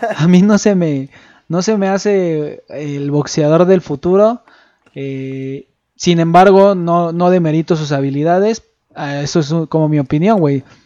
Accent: Mexico; el público que más consume boxeo somos los mexicanos

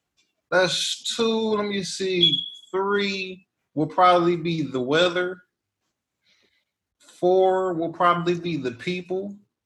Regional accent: Cleveland, Ohio, United States; moved away as an adult; now in Dallas, United States; I'm from Cleveland.

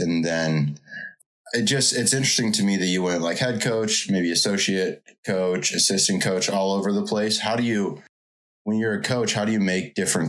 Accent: Washington, United States; I'm from Washington. I'm actually at Gonzaga right now.

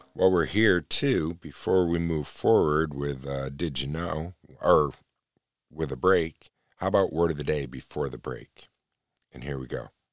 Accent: New York, United States; Born and raised right in New York State, a rock throw from where I'm living right now

